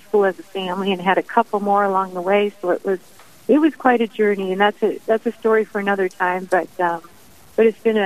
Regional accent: Bowdle, South Dakota, United States; now in North Dakota, United States; I was raised in South Dakota, living in North Dakota right now

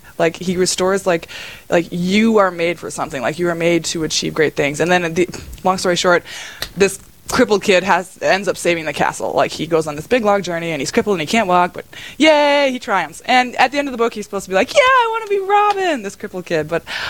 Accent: Lidgerwood, North Dakota, United States; moved away as an adult; now in Crookston, United States; I grew up in Lidgewood, North Dakota. It's a very small town. I was 6 of 12 kids. My faith was always really, really important to my parents, so we were all raised very, very involved in the church, very involved in the faith.

